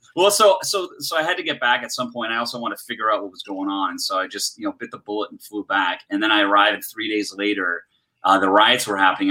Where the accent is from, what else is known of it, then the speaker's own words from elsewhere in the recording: Canada; also born or lived in Los Angeles, United States; I am a Canadian, but I've done uh, like a dozen films in LA as a producer